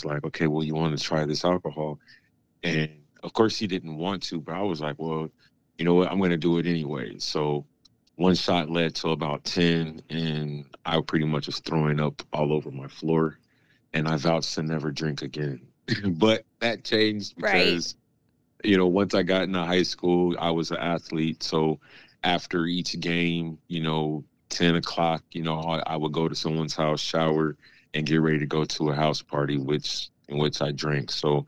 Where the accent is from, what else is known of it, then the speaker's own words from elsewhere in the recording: Jacksonville, Florida, United States; born there; also born or lived in San Diego; I was born here in Jacksonville, Florida, but my dad was in the military, so we moved around just a little bit, but we ended up pretty much spending the last part of his career in San Diego, California